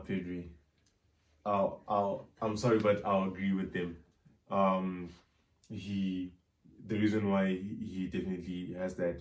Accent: Zimbabwe; Zim, probably, uh, you know, because that's my home country

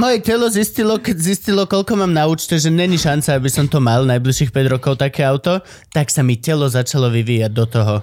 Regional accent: Banská Štiavnica, Banská Bystrica Region, Slovakia; Banská šťavnica, born and raised. A nie, narodil som sa v Bystrici

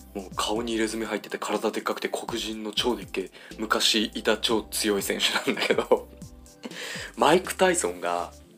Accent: Ibaraki, Japan; 僕地元が茨城で

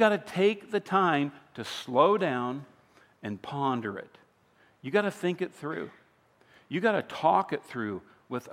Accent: Iowa, United States; I grew up in Iowa. I grew up in a town of about 302 people.

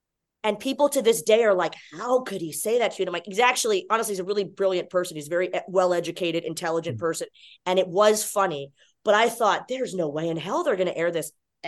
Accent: Texas, United States; born there; now in Orlando, United States; So when I come home to Orlando, Florida. That's not my hometown. I was born in Texas and lived in 5 states.

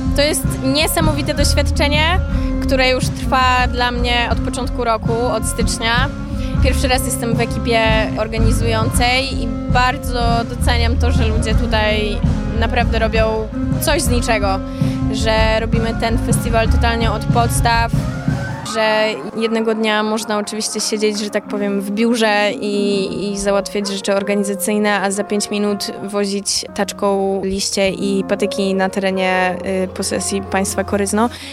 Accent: Biłgoraj, Lublin Voivodeship, Poland; moved away as an adult; also born or lived in Tricity (Gdańsk-Gdynia-Sopot); now in Tricity, Poland; Ja jestem z Biłgoraja. Przeprowadziłam się na studia do Trójmiasta i tak już tu zostałam.

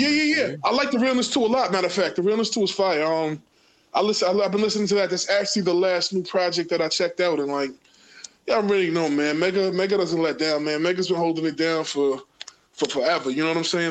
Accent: New York City, New York, United States; growing up in Queens, you know, I grew up around all kind of different ethnicities

